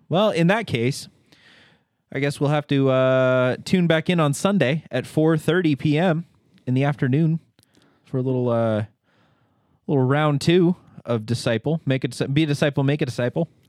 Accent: Hagerman, Idaho, United States; I was from Hagerman

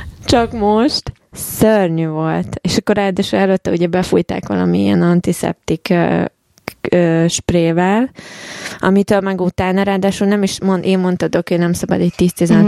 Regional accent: Hungary; moved away; honnan származok? Magyarország

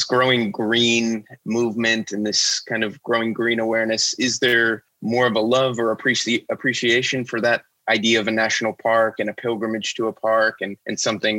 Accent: United States; as an American

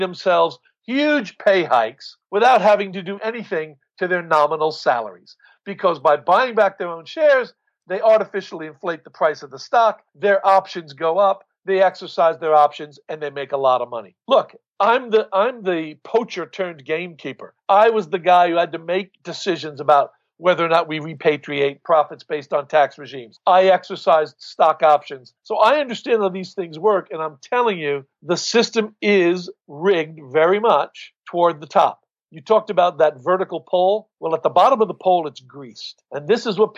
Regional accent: United States; moved away as an adult; also born or lived in United Kingdom; as an American living abroad

